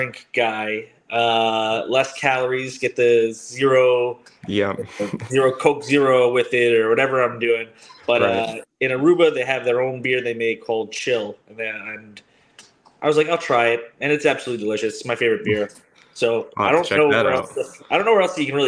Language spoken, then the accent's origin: English; Wantagh, New York, United States; now in Massapequa, United States; Long Islander, been a Giants fan since I was raised in Wantagh.